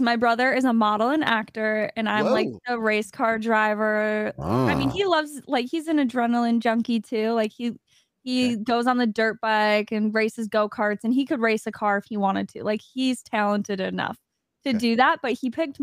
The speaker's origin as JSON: {"language": "English", "region": "Wisconsin", "country": "United States", "said": "I'm from Wisconsin on ice."}